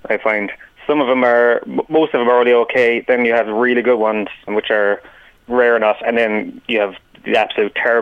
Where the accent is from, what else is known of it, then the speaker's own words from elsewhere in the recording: Tralee, Munster, Ireland; I'm originally from Tralee.